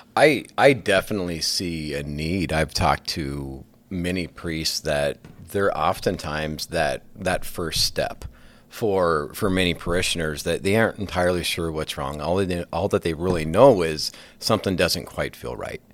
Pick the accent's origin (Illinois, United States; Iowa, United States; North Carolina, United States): Iowa, United States; Sioux City; also born or lived in Spirit Lake; I grew up in Sioux City